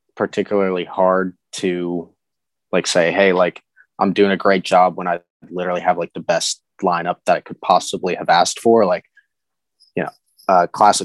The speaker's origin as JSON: {"language": "English", "region": "Virginia", "country": "United States", "said": "I'm from Virginia"}